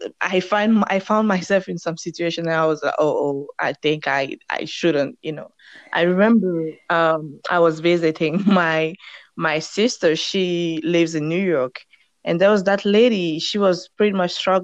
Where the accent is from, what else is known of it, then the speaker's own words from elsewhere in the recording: Togo; first language French; English is a second language; moved away as an adult; now in United States; I'm from Togo.